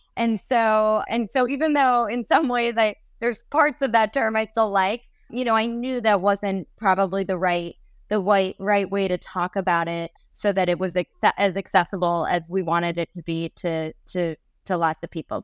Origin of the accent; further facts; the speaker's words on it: New York, United States; I grew up mostly in New York